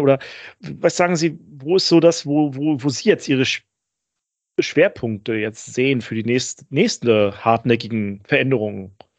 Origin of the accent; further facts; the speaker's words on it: Northern Germany, Germany; wir sind ja Norddeutsche, also Daniel und ich